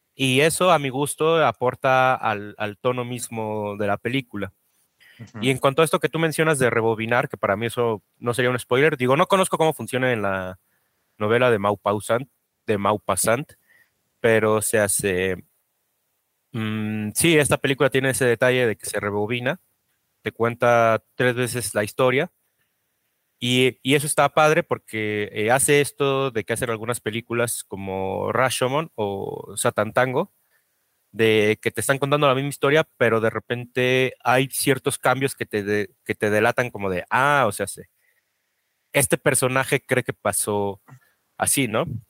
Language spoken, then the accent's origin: Spanish; Mexico